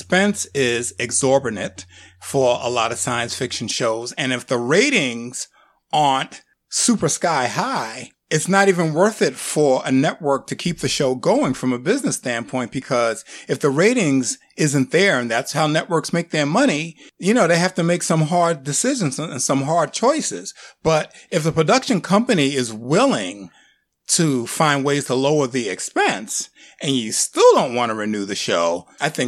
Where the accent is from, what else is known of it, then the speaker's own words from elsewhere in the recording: New York, United States; I'm from New York